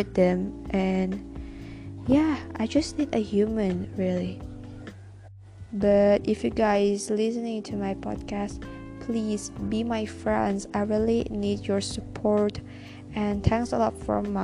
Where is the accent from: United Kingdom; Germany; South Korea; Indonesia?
Indonesia; I'm from Indonesia.